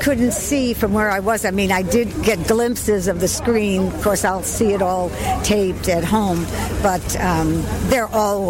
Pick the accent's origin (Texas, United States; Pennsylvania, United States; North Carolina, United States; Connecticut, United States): Connecticut, United States; New Haven; born there; now in Branford, United States; Born in New Haven. Live in Branford, Connecticut, right east of it.